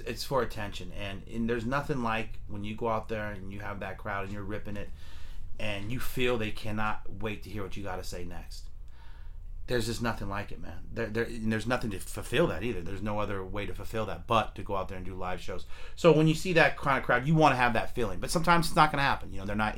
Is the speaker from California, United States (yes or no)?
yes; Fremont, California, United States; Fremont. Born and raised.